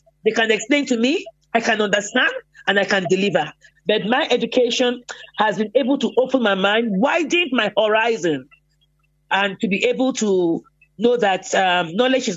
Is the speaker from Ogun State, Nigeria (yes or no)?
no; Lagos, Nigeria; moved away; also born or lived in Cameroon; I was born and raised in Lagos